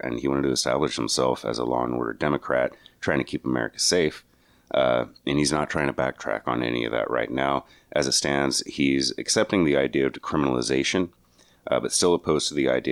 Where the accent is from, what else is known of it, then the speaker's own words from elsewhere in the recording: New Mexico, United States; moved away; why did I leave New Mexico?